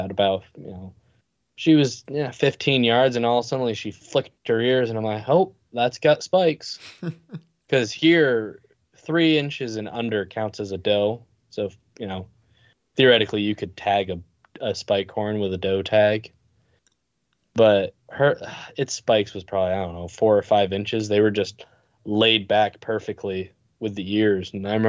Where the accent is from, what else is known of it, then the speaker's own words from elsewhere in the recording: Northeast, United States; I guess we are from the Northeast.